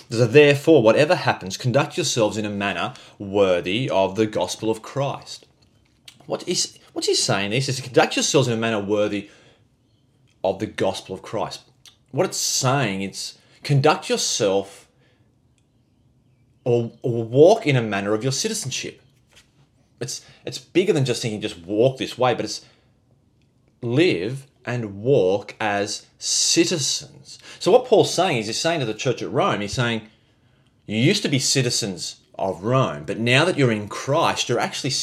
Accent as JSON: {"language": "English", "country": "Australia", "said": "we're Aussie"}